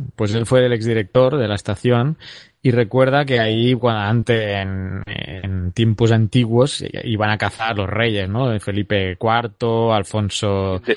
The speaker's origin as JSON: {"language": "Spanish", "town": "Terrassa", "region": "Catalonia", "country": "Spain", "tie": "born or raised there", "said": "en mi ciudad, en Tarrasa, que es donde mi ciudad natal"}